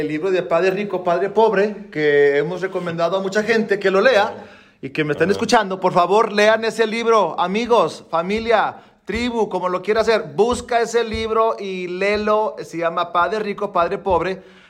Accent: Mexico; moved away as an adult; now in United States; soy mexicano de corazón, eh, gringo de, cascarón

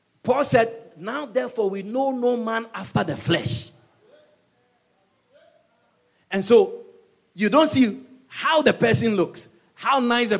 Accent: Ashanti, Ghana; moved away; also born or lived in Europe; I wasn't born here. I was born in Ghana. I'm from the Ashanti region. And I migrated to Europe

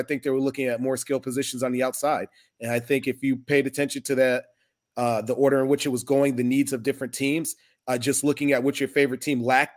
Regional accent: Detroit, Michigan, United States; I'm a guy from Detroit

